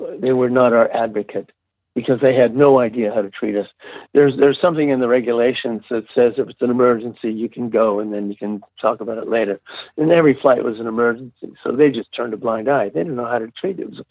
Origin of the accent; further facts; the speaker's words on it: California, United States; moved away as an adult; a surfer from California